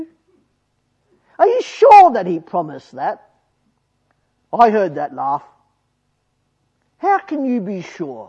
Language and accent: English; Australia; I'm Australian